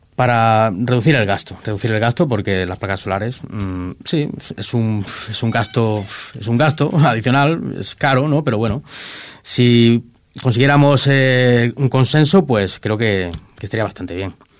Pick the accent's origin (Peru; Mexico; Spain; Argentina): Spain; Ripoll, Catalonia; aquí en Ripoll también se me conozca bastante